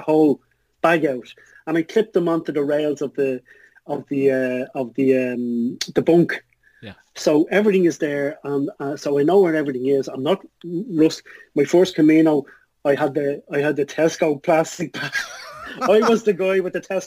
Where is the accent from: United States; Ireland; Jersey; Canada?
Ireland; as an Irish thing